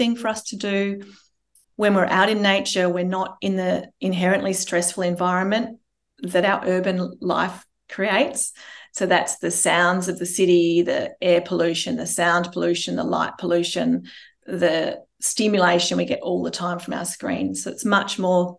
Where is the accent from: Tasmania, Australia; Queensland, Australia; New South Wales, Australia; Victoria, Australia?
Victoria, Australia; Melbourne; we're from Melbourne